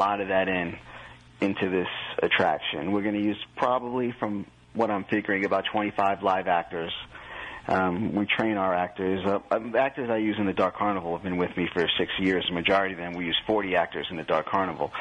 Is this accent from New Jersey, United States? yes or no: yes; New Jersey, United States; I'm from Jersey